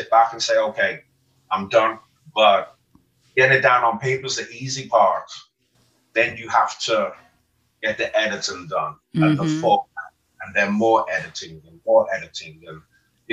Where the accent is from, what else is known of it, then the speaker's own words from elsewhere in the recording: Liverpool, North West England, United Kingdom; moved away as an adult; now in United States; I'm from Liverpool, England, home of the …